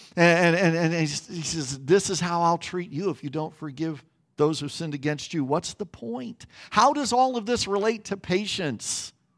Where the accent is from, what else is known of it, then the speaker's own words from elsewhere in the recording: Kansas, United States; Growing up in Kansas as a pastor's kid